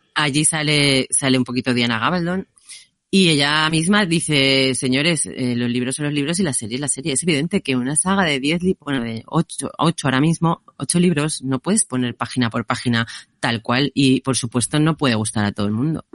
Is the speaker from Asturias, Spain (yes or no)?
yes; Asturias, Spain; also born or lived in Scotland; yo siendo asturiana